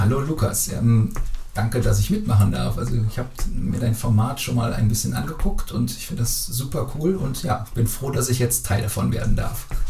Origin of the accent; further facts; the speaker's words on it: Brühl, North Rhine-Westphalia, Germany; ich komme aus Brühl, im BTV bin ich da groß geworden